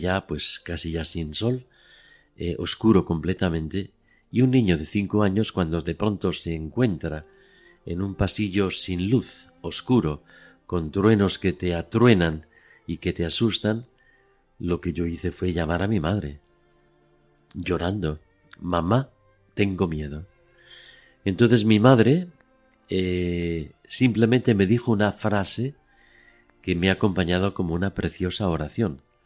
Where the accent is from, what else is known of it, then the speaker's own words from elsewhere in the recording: Madrid, Community of Madrid, Spain; now in Oviedo, Spain; yo estaba eh, en mi casa de Madrid en un otoño y yo contaba con cinco años